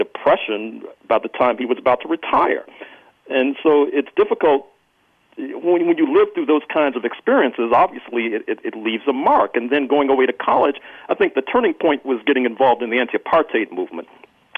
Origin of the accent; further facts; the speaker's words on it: St. Louis, Missouri, United States; I grew up in Jim Crow St. Louis, Missouri.